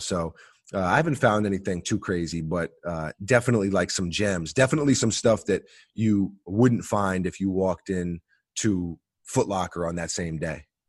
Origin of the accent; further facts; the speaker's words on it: New York City, New York, United States; growing up in New York City, we're always on the train